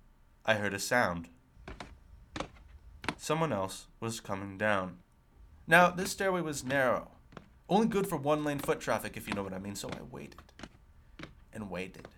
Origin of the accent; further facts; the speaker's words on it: Los Angeles, California, United States; moved away as an adult; now in Nice, France; I grew up in Los Angeles and had never lived anywhere else